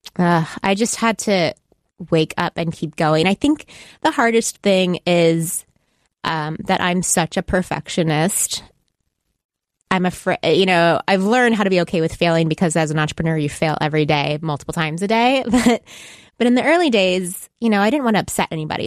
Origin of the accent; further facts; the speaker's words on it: Texas, United States; moved away; I'm from Texas